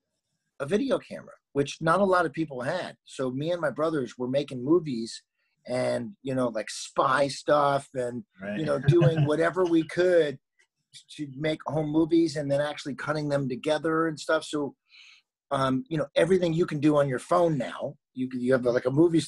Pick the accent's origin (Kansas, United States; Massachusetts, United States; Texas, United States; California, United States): California, United States; Los Angeles; moved away as an adult; now in Berlin, Germany; I'm born and raised in Los Angeles